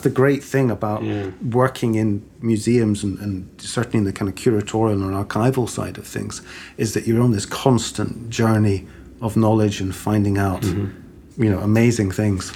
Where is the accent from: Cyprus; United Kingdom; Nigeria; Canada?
United Kingdom; Cambridge, East of England; also born or lived in Stockholm, Sweden / Edinburgh, Scotland / Aberdeen, Scotland; now in Glasgow, United Kingdom; growing up in Cambridge, it was quite a small city